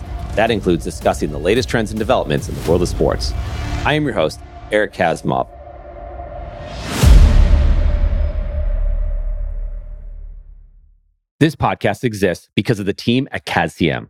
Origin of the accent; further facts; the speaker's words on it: Buffalo, New York, United States; now in Charlotte, United States; I'm originally from Western New York, from Buffalo, New York